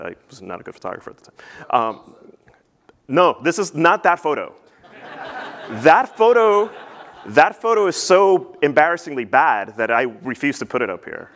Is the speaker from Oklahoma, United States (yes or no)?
no; New Jersey, United States; also born or lived in Peru; I grew up in New Jersey